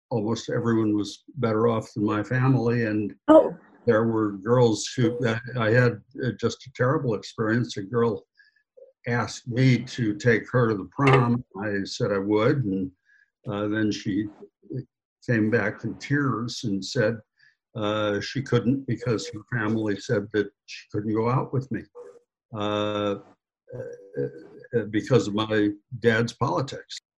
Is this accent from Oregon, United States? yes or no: no; Omaha, Nebraska, United States; moved away as an adult; I was from Omaha.